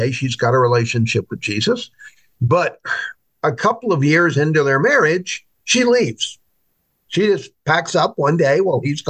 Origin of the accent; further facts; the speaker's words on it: United States; as American Christians